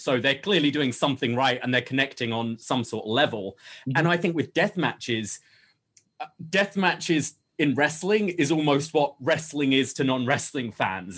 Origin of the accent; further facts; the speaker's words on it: United Kingdom; moved away; me as a Brit